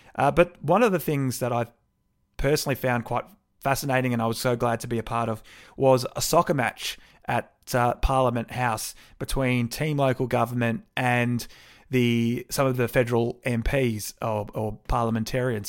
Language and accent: English; Brighton, Victoria, Australia; moved away; I'm originally from Brighton